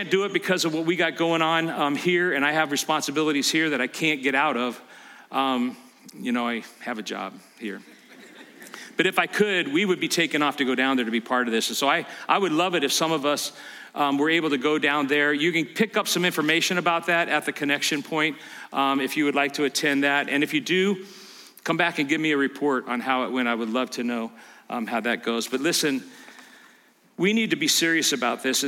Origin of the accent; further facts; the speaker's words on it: California, United States; I grew up in California